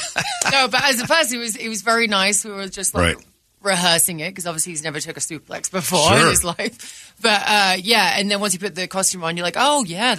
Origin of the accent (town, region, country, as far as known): England, United Kingdom; moved away